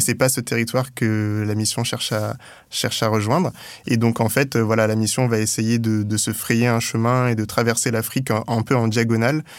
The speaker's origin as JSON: {"language": "French", "area": "Europe", "region": "Île-de-France", "country": "France", "tie": "born or raised there", "also_born_or_lived": "Gennevilliers", "said": "j'ai grandi en Europe"}